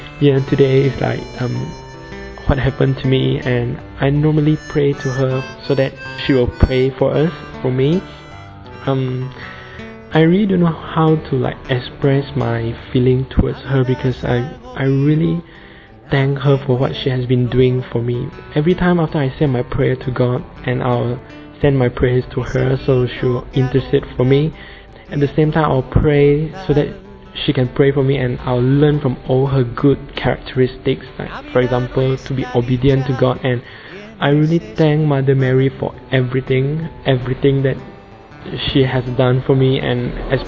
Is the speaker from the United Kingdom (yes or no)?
no; Malaysia; I'm 21 and I'm from Malaysia.